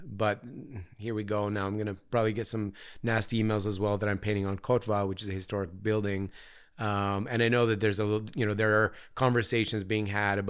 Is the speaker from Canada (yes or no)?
yes; London, Ontario, Canada; born there; I was born in 76 in London, Ontario, which is between Toronto and Detroit.